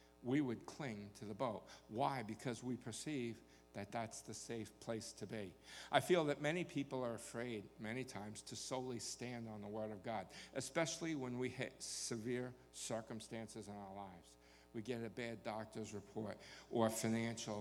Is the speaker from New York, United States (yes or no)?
yes; New York, United States; now in Texas, United States; I certainly was born in the wrong place when I was born in New York. I belonged here in Texas